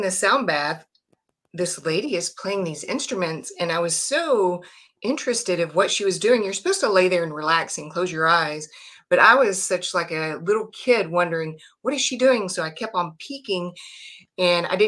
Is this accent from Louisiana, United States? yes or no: no; Texas, United States; I am from Texas, born and raised, and I'm still in Texas